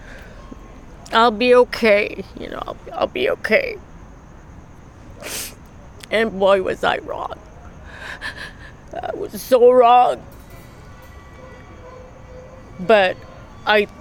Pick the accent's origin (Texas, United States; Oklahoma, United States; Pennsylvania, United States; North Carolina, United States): Texas, United States; moved away as an adult; now in Long Beach, United States; Born and raised in Texas, but I live in Los Angeles, California. Long Beach